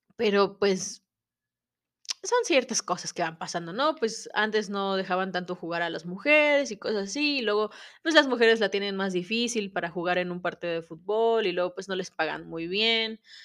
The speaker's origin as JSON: {"language": "Spanish", "country": "Mexico", "said": "como mexicanos"}